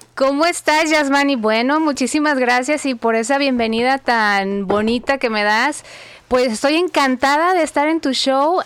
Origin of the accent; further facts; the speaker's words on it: Guadalajara, Jalisco, Mexico; moved away as an adult; also born or lived in Phoenix / Dallas; now in United States; Yo nací y crecí en México, eh, soy de Guadalajara, mis papás todavía viven ahí